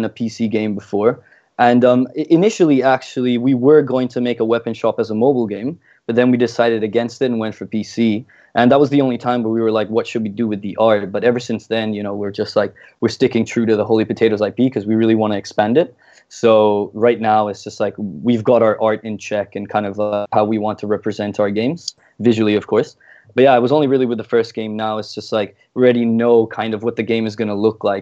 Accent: Singapore; also born or lived in Italy / Melbourne, Australia / Wollongong, Australia; I'm from Italy, but I pretty much grew up my entire life here in Singapore

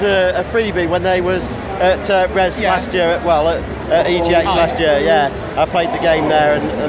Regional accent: Cleethorpes, Yorkshire and the Humber, United Kingdom; I'm from Cleveorps.

